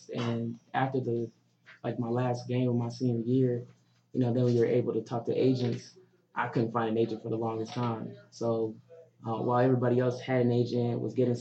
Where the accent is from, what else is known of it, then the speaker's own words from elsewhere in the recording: Georgia, United States; also born or lived in New York / Spain; now in Atlanta, United States; growing up in Georgia and then going to New York